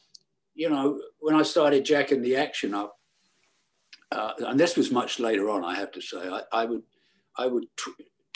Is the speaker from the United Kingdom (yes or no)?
yes; Bognor Regis, South East England, United Kingdom; also born or lived in Milford-on-Sea, Hampshire; I grew up in Bognor Regis